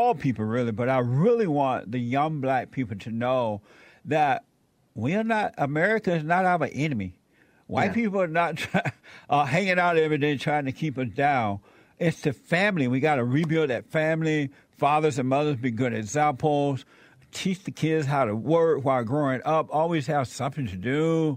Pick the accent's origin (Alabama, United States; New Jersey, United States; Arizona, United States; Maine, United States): Alabama, United States; I was born in Alabama on a plantation. I grew up under Jim Crow laws